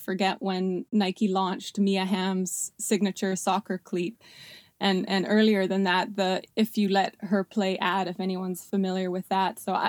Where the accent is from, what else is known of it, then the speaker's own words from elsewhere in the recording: Canada; also born or lived in South Africa; now in United States; I was born in South Africa, immigrated to Canada when I was 6 years old with my parents and three siblings, where I spent an amazing childhood in a small ski town.